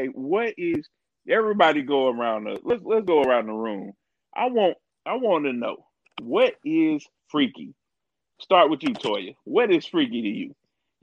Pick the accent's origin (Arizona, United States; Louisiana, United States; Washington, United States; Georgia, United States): Georgia, United States; Albany; So, yeah, we all from Albany.